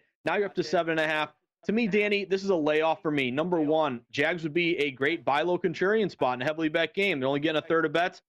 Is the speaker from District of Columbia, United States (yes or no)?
no; the Berkshires, Western Massachusetts, United States; I'm from New England, born and raised Western Massachusetts, the Berkshires.